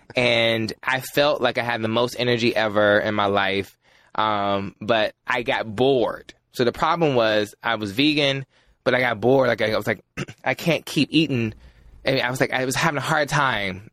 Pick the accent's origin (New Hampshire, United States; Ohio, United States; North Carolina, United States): North Carolina, United States; I'm from North Carolina